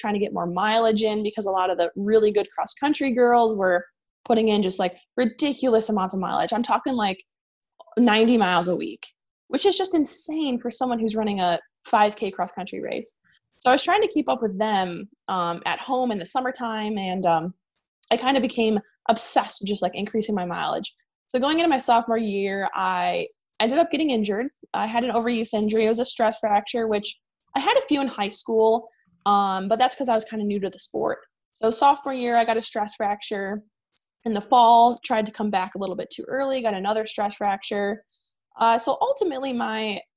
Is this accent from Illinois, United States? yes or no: yes; Chicago, Illinois, United States; I'm from Chicago